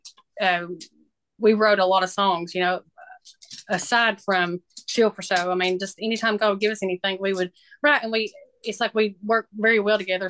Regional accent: McMinnville, Tennessee, United States; moved away as an adult; now in West Virginia, United States; I am originally from Tennessee, a little town called McMinnville, south of Nashville.

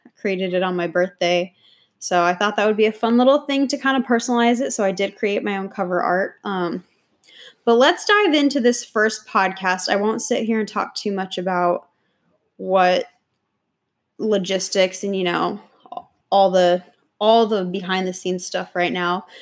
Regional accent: New York, United States; now in Austin, United States; I'm originally from New York

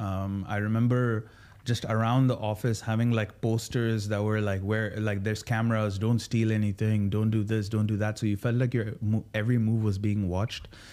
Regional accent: Sharjah, United Arab Emirates; now in Dubai, United Arab Emirates; born and raised in Sharjah.

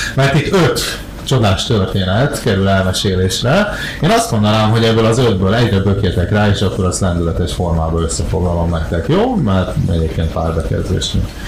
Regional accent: Hungary; megkérdezték, hogy magyar vagyok-e

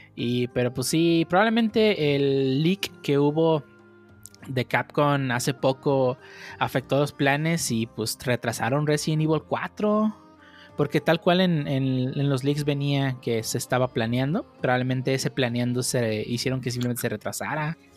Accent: Nayarit, Mexico; yo soy de Nayarit

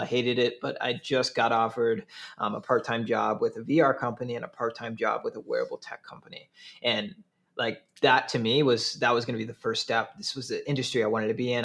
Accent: Saint Paul, Minnesota, United States; now in Milwaukee, United States; I'm originally from Twin Cities. Grew up in uh, Highland Park area

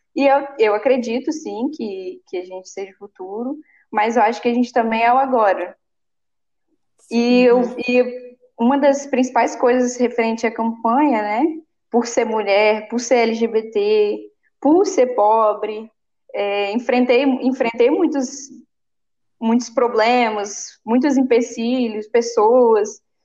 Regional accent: Bahia, Brazil; now in Espírito Santo, Brazil; Eu sou baiana, minha família também, todo mundo nordestino.

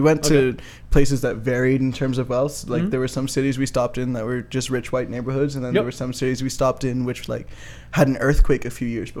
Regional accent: Bermuda; I'm from Bermuda. I am here in Minnesota

